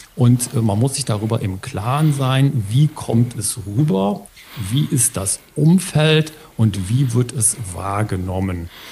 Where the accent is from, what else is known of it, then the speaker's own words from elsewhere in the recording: Ruhr area, North Rhine-Westphalia, Germany; bei uns im Ruhrgebiet